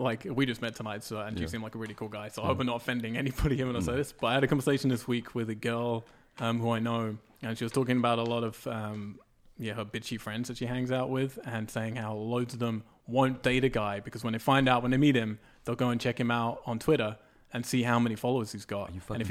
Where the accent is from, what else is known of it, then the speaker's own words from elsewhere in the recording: England, United Kingdom; I'm English.